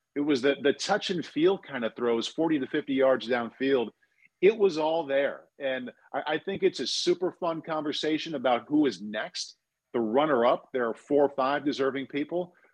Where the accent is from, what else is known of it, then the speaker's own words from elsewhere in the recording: Midwest, United States; growing up in the Midwest